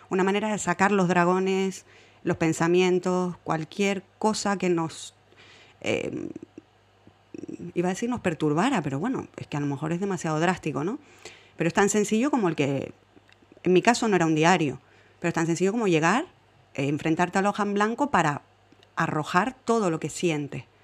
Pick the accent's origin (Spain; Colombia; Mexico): Spain; Fuenlabrada, Community of Madrid